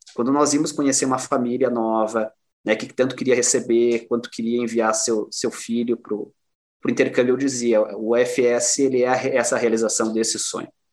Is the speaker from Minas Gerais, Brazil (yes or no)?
no; Cruz Alta, Rio Grande do Sul, Brazil; also born or lived in Porto Alegre; now in Erechim, Brazil; A gente brinca assim, eu saí de Cruz Alta, mas Cruz Alta não saiu de mim.